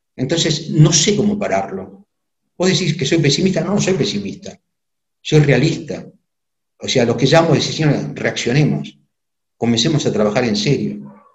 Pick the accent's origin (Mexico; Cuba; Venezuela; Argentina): Argentina; nosotros como argentinos